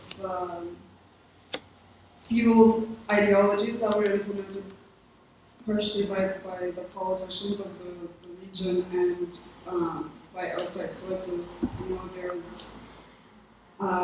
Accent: Canada; I am a first-generation Canadian. My parents moved from Karlovac, Croatia to Canada in 1992, and I was born in Canada in 1994

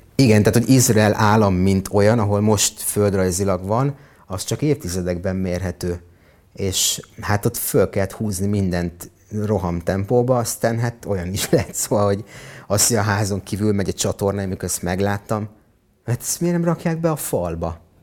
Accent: Hungary; moved away as an adult; also born or lived in Israel; ebben nőttem fel, húsz évig majdnem

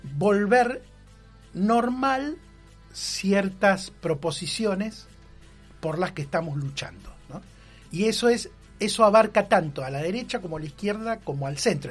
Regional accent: Argentina; somos argentinos

